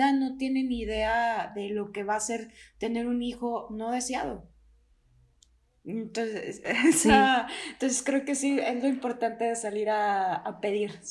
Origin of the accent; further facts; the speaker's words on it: Durango, Mexico; yo también soy de Durango, pero no vivo en Durango